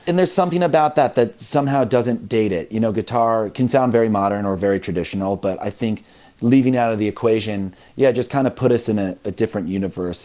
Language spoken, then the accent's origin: English; Midwest, United States; I grew up in the Midwest um, where religion is sort of everywhere